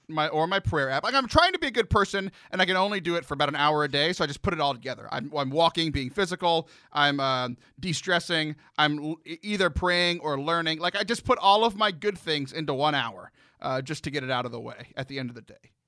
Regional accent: Houston, Texas, United States; also born or lived in San Antonio; growing up in the Houston area

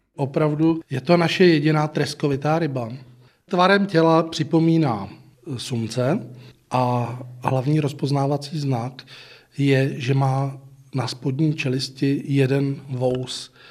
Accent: Písek, South Bohemian Region, Czechia; jsem z Písku

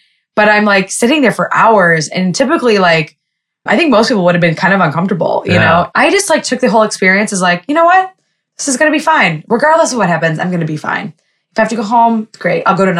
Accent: Lebanon; And I was like, well, I'm going to do this anyway because I'm Jewish, but I'm also Lebanese.

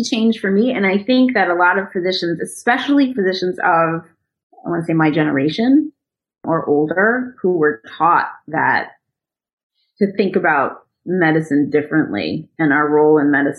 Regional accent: United States; I'm an American citizen. I was actually born here

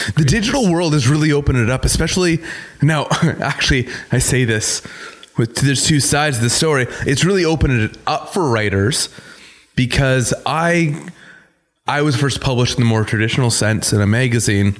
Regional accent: Canada; we're still Canadian.

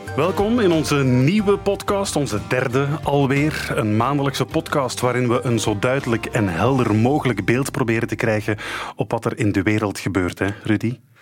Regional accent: Belgium; wij Belgen

